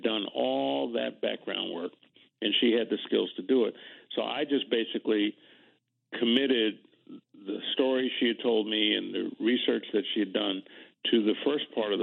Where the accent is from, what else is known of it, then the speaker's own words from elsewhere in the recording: Washington, District of Columbia, United States; the schools when I was coming along in Washington were segregated.